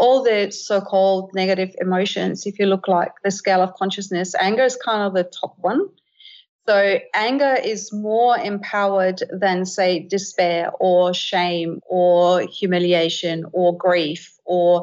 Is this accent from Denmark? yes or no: yes; Denmark; moved away; I grew up in Scandinavia, in Denmark as a little girl